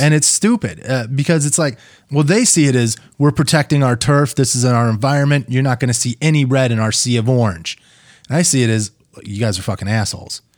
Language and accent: English; Pennsylvania, United States; now in Minnesota, United States; I'm from fucking Pennsylvania.